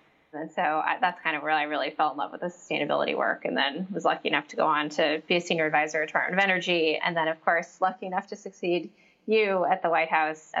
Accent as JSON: {"language": "English", "town": "Muir Beach", "region": "California", "country": "United States", "tie": "born or raised there", "said": "So I grew up here in Northern California in a small beach town called Muir Beach, so namesake of John Muir."}